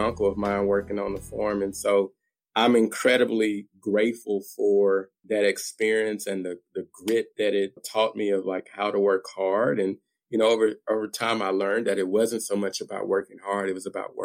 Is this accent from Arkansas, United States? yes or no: yes; Little Rock, Arkansas, United States; I grew up in Little Rock, Arkansas, which is the capital city of Arkansas.